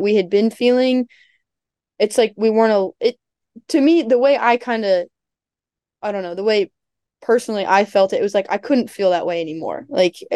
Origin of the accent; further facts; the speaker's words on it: Ohio, United States; moved away as an adult; now in Virginia, United States; I'm from Ohio